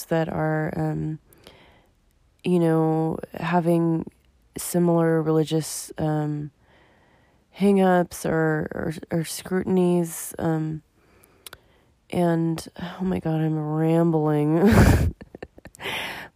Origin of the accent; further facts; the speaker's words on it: United States; me as an American